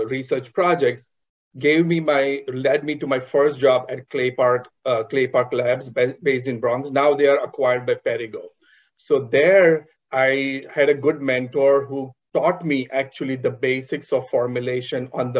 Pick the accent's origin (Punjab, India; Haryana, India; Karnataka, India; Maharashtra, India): Maharashtra, India; Mumbai; I was born and raised in Mumbai in an entrepreneur family.